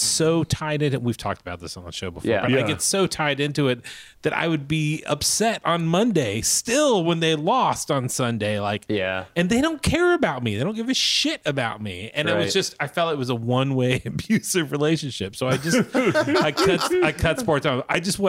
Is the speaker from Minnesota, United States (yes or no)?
no; Kansas City, Missouri, United States; moved away; I grew up in Kansas City, so I was a Chiefs fan, Royals fan, went to KU, big Jayhawks basketball fan.